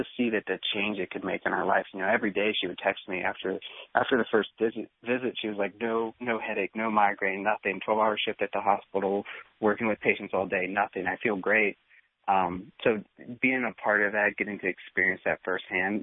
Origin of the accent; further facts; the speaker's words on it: Pennsylvania, United States; moved away as an adult; also born or lived in Marietta, Georgia; I moved from Pennsylvania down to Marietta, Georgia to go undergrad